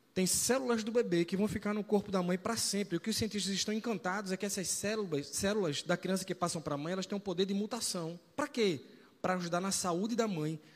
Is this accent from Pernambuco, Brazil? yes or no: yes; Recife, Pernambuco, Brazil; accent: Recife; also born or lived in São Paulo; Eu, por exemplo, sou de São Paulo, Tati é do Rio de Janeiro, mas fomos criados em Recife. Então a gente fala recifense. Nós temos sotaque recifense